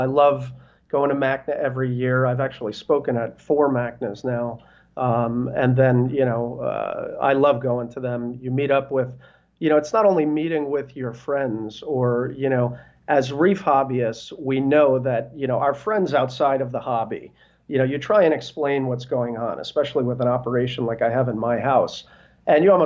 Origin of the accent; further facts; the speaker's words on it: New Jersey, United States; also born or lived in Brooklyn, New York / South America; now in Northern Virginia, United States; I was born in Brooklyn. I grew up in North Jersey, but I've been in the DC area now